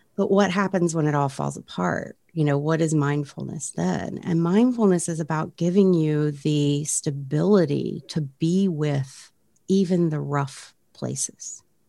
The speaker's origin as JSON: {"language": "English", "town": "Frederick", "region": "Maryland", "country": "United States", "tie": "born or raised there", "said": "there was a program right here in my hometown uh, of Frederick, Maryland"}